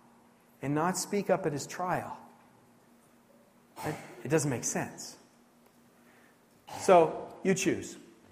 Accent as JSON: {"language": "English", "region": "New Brunswick", "country": "Canada", "tie": "born or raised there", "said": "And I grew up here in New Brunswick"}